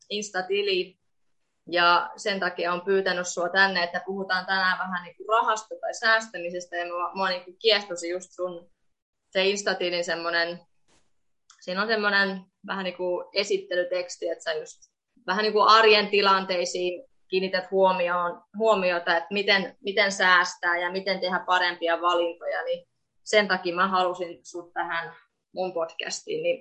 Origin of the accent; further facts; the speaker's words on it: Estonia; Finnish is a second language; now in Finland; ja teen podcastia vuorotellen suomeksi ja viroksi. Mun kotimaa on Viro ja Suomessa olen asunut yli puolet mun elämästäni.